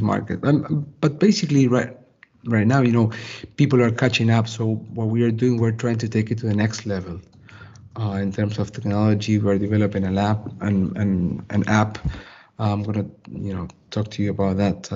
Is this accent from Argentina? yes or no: yes; Argentina; I come from Argentina, from South America